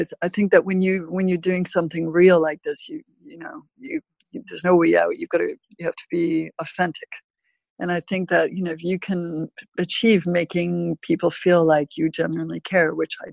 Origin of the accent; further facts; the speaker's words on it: Vancouver, British Columbia, Canada; I'm from Vancouver, I'm from Canada.